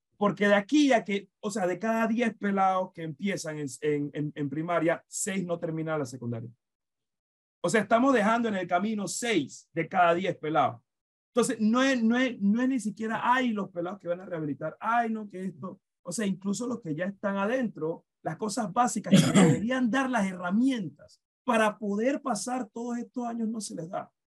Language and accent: Spanish; Panama; nosotros como nación, nosotros como Estado panameño